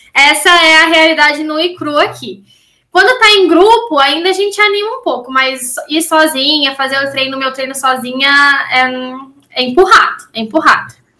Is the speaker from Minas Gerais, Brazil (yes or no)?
no; Maringá, Paraná, Brazil; natural de Maringá, Paraná